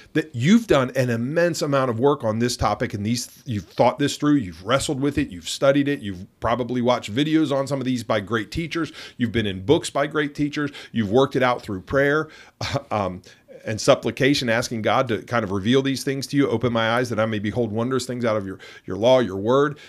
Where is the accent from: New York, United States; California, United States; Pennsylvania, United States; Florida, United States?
Pennsylvania, United States; Pittsburgh; I'm from Pittsburgh